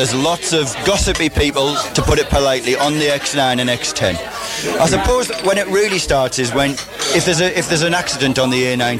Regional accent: County Durham, North East England, United Kingdom; I'm from County Durham

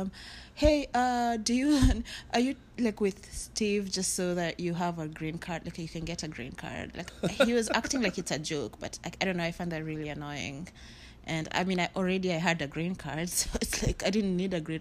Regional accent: Kenya; moved away as an adult; now in United States; growing up in Kenya

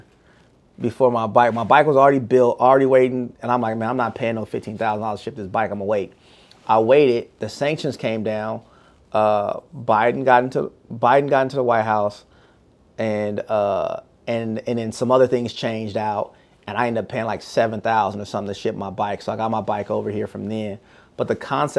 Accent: Bay Area, California, United States; now in Houston, United States; I'm from the Bay Area

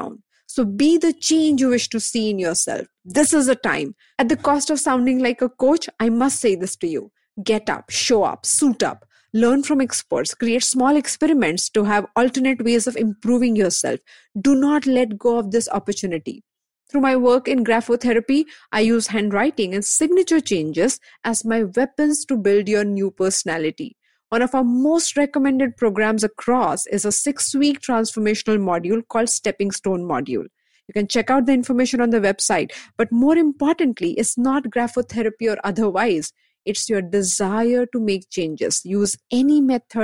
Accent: Mumbai, Maharashtra, India; I'm born and brought up in Bombay.

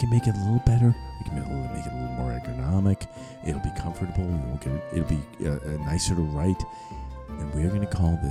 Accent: New York City, New York, United States; I grew up in New York City.

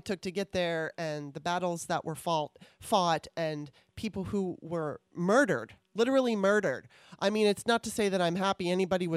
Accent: Los Angeles, California, United States; also born or lived in Maryland; I grew up in Los Angeles

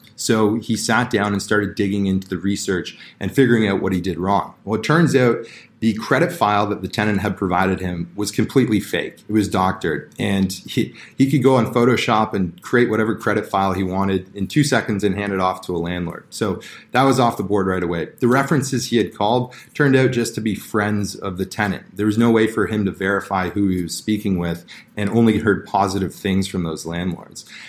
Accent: Toronto, Ontario, Canada; I grew up in Toronto here

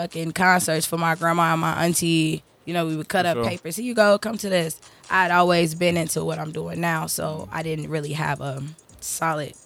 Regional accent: Chicago, Illinois, United States; I'm from the west side of Chicago, the Austin community. I'm from the Dub, 290

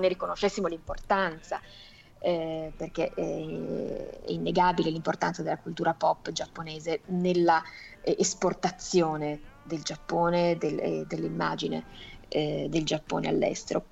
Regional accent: Italy; born or raised there

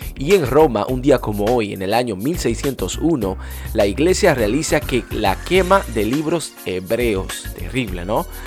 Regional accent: Dominican Republic; en mi país, la República Dominicana

